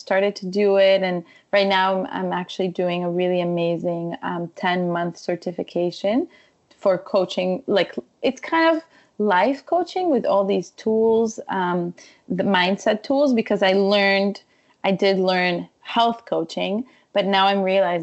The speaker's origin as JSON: {"language": "English", "country": "Israel", "tie": "born or raised there", "also_born_or_lived": "Ukraine / Jerusalem", "moved": "yes", "said": "I come from Israel. I grew up in Israel"}